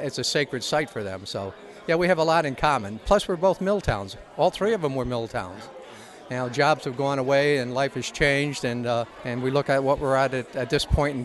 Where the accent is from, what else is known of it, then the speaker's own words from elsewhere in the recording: Troy, New York, United States; also born or lived in Cohoes; I'm from Cohozno, but I grew up in Troy